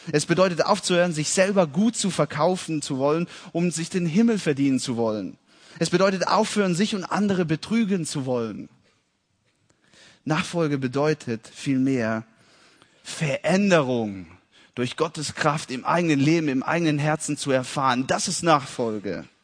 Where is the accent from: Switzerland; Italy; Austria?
Italy; Ich bin in Italien geboren und aufgewachsen. Und meine Eltern waren Missionare dort.